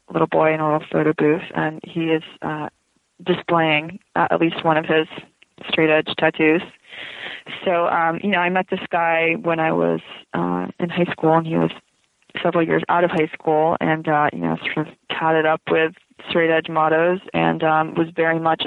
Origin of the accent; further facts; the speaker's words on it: West Palm Beach, Florida, United States; moved away as an adult; also born or lived in Vermont; We grew up in West Palm Beach, Florida